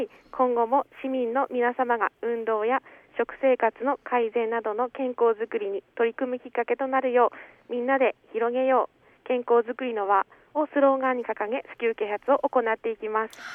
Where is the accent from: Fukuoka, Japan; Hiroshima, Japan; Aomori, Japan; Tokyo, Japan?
Aomori, Japan; Gonohe; also born or lived in Hachinohe; 八戸市で生まれ五戸町育ちで高校大学を県内で過ごし